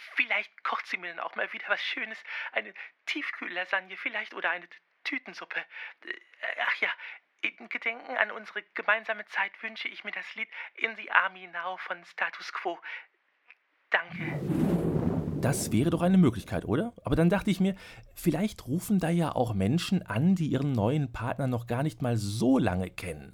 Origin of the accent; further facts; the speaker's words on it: Hamm, North Rhine-Westphalia, Germany; meiner Heimatstadt Hamm